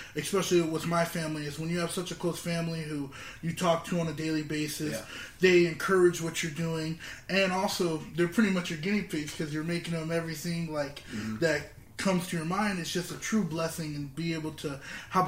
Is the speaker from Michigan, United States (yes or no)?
no; Southern Orange County, California, United States; born and raised in Southern Orange County